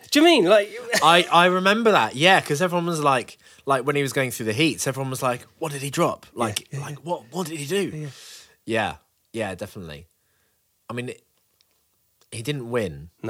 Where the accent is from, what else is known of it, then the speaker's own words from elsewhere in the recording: Birmingham, West Midlands, United Kingdom; Birmingham. Big up my Birmingham crew.